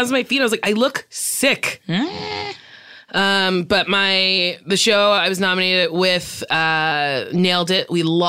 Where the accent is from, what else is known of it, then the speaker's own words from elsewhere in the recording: Barbados; We're both from Barbados.